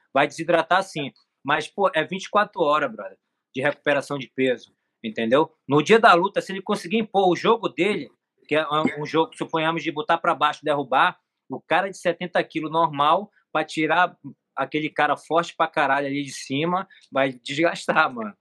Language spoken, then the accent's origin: Portuguese; Manacapuru, Amazonas, Brazil; now in Rio de Janeiro, Brazil; eu nasci em Manacapuru, que é o interior de Manaus